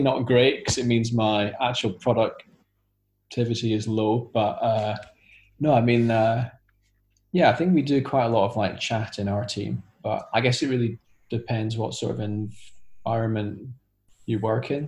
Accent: Scotland, United Kingdom; now in London, United Kingdom; I'm currently living in London, although I'm originally from Scotland.

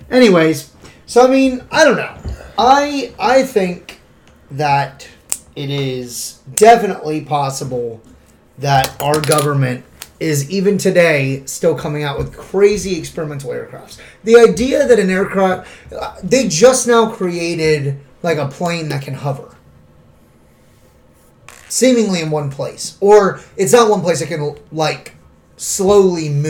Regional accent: Appalachia, United States; Because I'm from Appalachia.

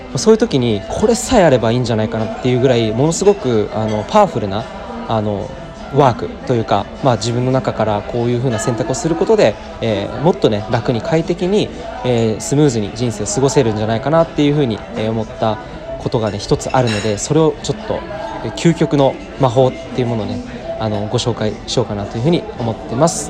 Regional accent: Saitama, Japan; 今ですね地元埼玉新都心に、えー、来ています

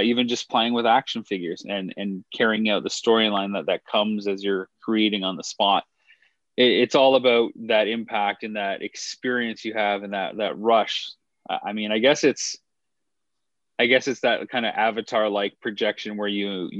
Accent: Canada; Growing up in Canada, you have to take French to a certain extent

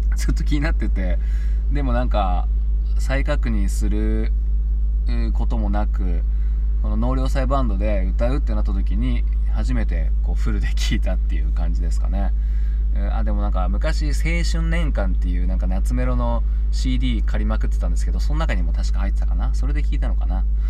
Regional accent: Tsubame, Niigata, Japan; 僕の地元の新潟県の燕市の小池っていう地域の地区にいるんですけど

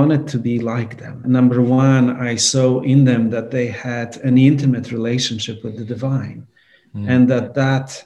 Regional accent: Poland; now in New York, United States; I grew up in Poland.

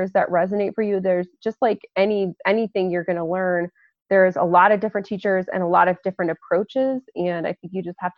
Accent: Lafayette, Colorado, United States; my hometown is Lafayette, Colorado, which is a pretty small town just outside of Boulder

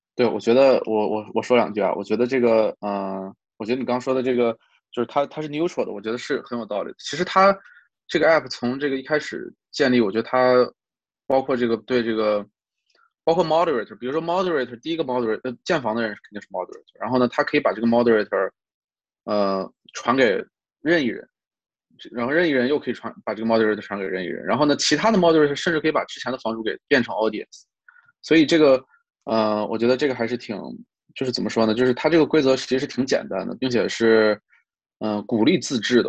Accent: China; also born or lived in New York, United States; now in California, United States; 我们中国人说话好像更，更，就像这个更，更接地气一点儿，更这个没有那么多繁文缛节

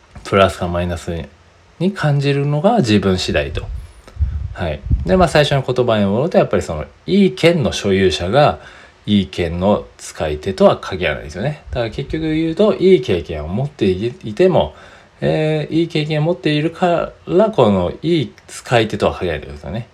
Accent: Japan; 僕ら日本人は

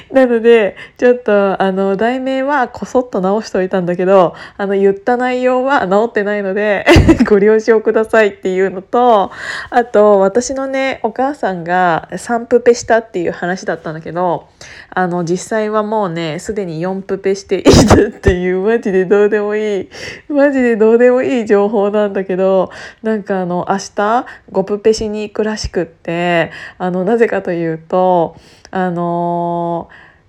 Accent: Gunma, Japan; 私あの群馬県出身

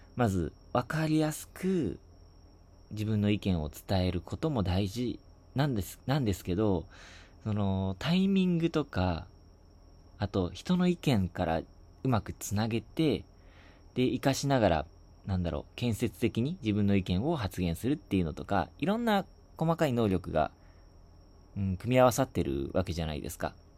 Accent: Shizuoka, Japan; 僕が受験した地元の静岡市の

